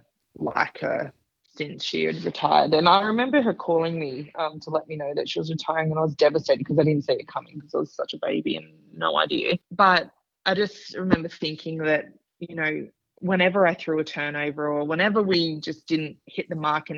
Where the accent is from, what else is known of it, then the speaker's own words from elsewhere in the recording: Sydney, New South Wales, Australia; finish up my career in Sydney in front of my family and friends and my hometown